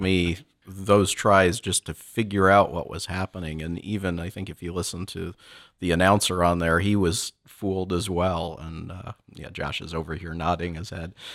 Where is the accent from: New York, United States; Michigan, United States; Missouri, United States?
Michigan, United States; moved away; me growing up in Michigan